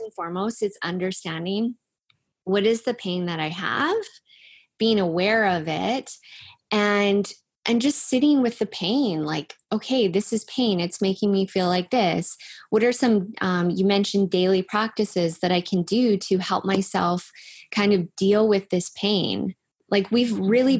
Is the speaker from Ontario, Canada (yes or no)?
no; Langley, British Columbia, Canada; I'm from Langley too